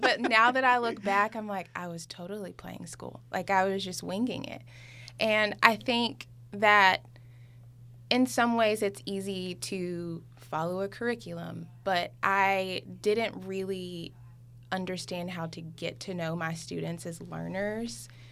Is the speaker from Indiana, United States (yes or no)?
no; Memphis, Tennessee, United States; moved away; I was at home in my hometown in Memphis